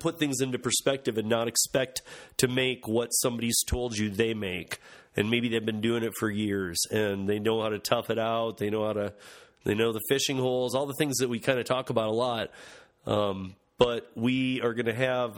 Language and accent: English; Michigan, United States; in Grand Rapids in my home state of Michigan